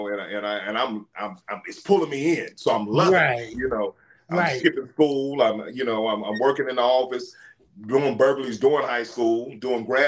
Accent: Tulsa, Oklahoma, United States; And 3 months later, moved to Tulsa, Oklahoma. So I was raised in Tulsa, Oklahoma

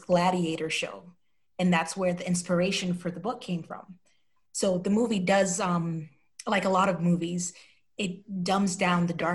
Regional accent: New York City, New York, United States; moved away as an adult; also born or lived in St. Lucia / Albany, New York / Utah / Wyoming; I was born in St. Lucia, which is a Caribbean island, and mostly raised between Brooklyn and Queens.

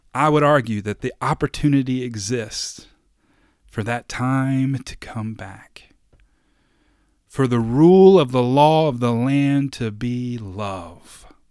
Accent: Kentucky, United States; I was born in Kentucky

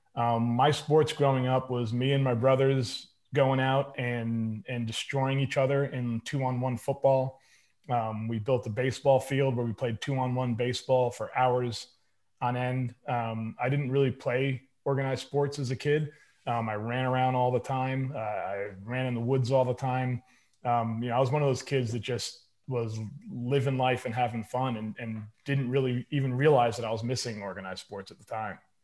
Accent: Bedford, New York, United States; I grew up in Westchester County in Bedford, New York

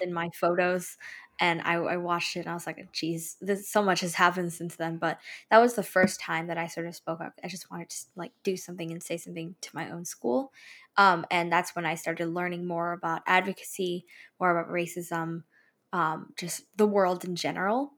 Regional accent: California, United States; also born or lived in East Bay, near Oakland; I spent a little bit of my childhood down in Southern California, and then I moved here, like, to the Bay Area around five years ago

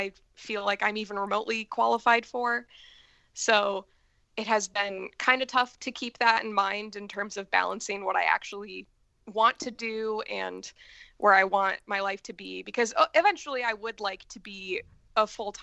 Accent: Michigan, United States; moved away as an adult; also born or lived in Idaho; now in Chicago, United States; I'm originally from Michigan.

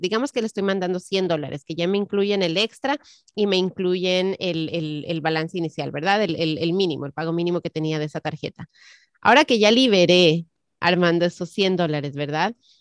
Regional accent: Ecuador; moved away; en mi país, el Ecuador

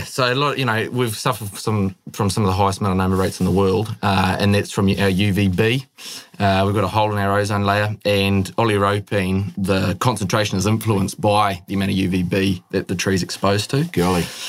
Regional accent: Northland, New Zealand; also born or lived in Netherlands; I'm from up north

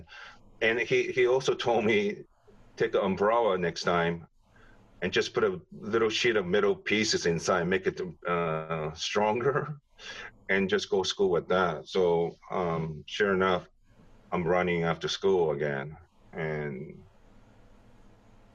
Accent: Japan; moved away; growing up in Japan

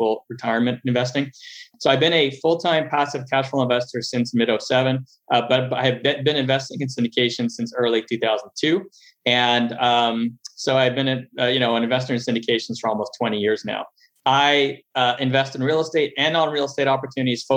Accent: Montreal, Quebec, Canada; moved away as an adult; also born or lived in Los Angeles, United States; now in United States; I'm originally from Montreal, Canada. Grew up there, lived about half my life there and half my life in the U.S. Came down to the U.S. in 98.

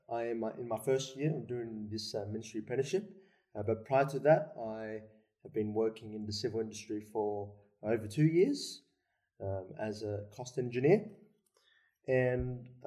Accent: Sydney, New South Wales, Australia; also born or lived in Melbourne; I was born in Melbourne. Hmm. Uh, the whole family. Um, brother and sister and I were born in Melbourne, but we moved to Sydney when I was about 4

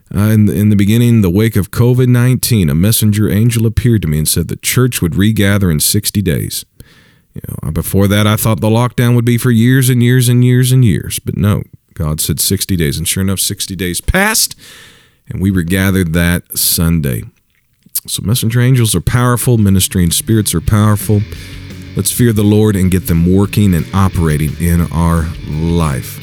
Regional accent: Missouri, United States; my home state, Missouri

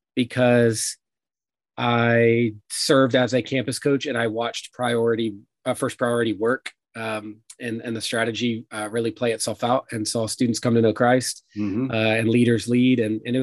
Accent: Mansfield, Texas, United States; I grew up just south of Fort Worth in a town called Mansfield, right south of Arlington, near Burleson and South Fort Worth.

